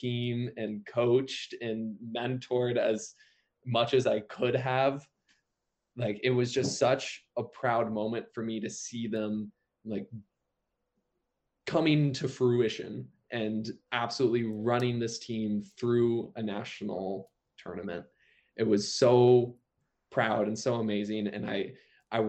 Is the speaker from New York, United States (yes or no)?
no; Vermont, United States; moved away; I'm from Vermont originally